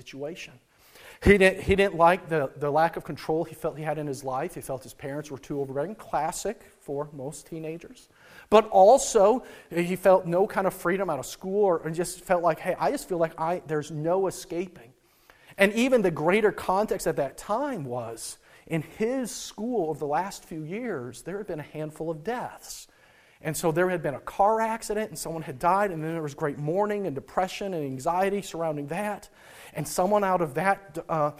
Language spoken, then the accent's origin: English; North Dakota, United States; I grew up in North Dakota, where the cold air of the Rockies meets the hot air coming from the southern grassy plains